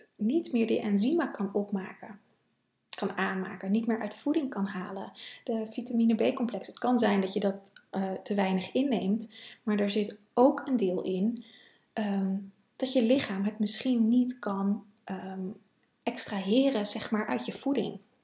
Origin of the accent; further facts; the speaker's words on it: Netherlands; als Nederlander